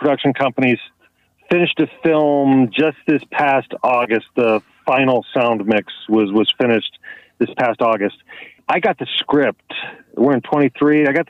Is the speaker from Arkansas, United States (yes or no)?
no; Los Angeles County, California, United States; moved away; also born or lived in San Francisco; When I was a child, I grew up in Los Angeles County